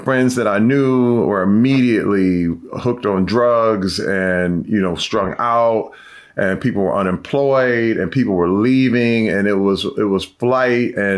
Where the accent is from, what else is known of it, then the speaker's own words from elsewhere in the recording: Flint, Michigan, United States; Growing up in Flint at the time when I was a kid